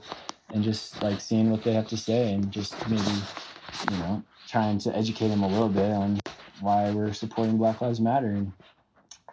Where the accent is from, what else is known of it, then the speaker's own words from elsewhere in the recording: Evergreen, United States; growing up in Evergreen